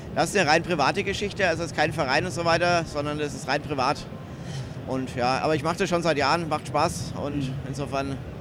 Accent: near Nuremberg, Bavaria, Germany; ich komme aus der Nähe von Nürnberg eigentlich

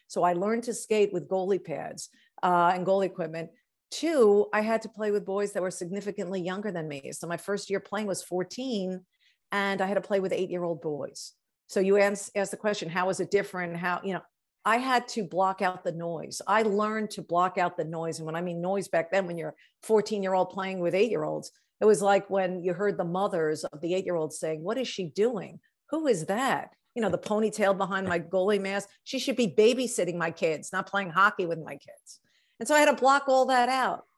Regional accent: Long Island, New York, United States; I grew up on Long Island in New York.

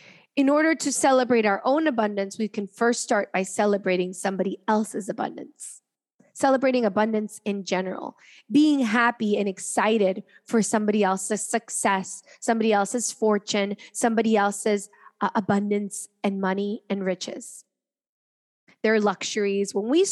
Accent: Cincinnati, Ohio, United States; also born or lived in Caracas, Venezuela / France; I was born in Caracas, Venezuela, and then I moved to Cincinnati for 4 years, and I moved to France. I moved back to Cincinnati.

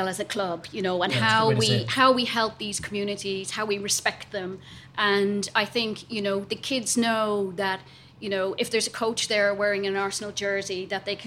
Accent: Ireland; I'm Irish

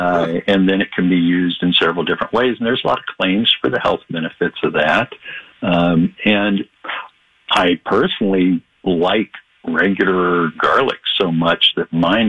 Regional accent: Howard Lake, Minnesota, United States; my hometown here, Howard Lake

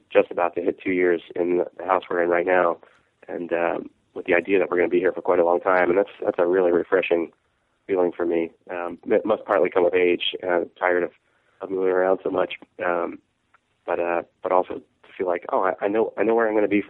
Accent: New Jersey, United States; moved away as an adult; also born or lived in Portland, Oregon; now in Salem, United States; I am from New Jersey.

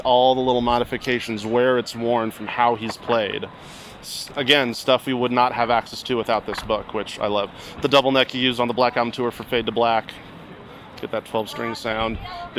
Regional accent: Hershey, Pennsylvania, United States; What's up? … I'm from Hershey, Pennsylvania.

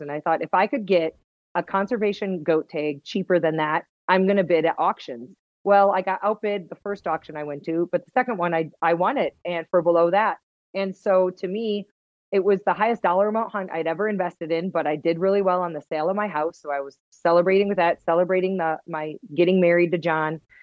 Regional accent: Wisconsin, United States; accent: Wisconsin; now in Utah, United States; I grew up in Wisconsin

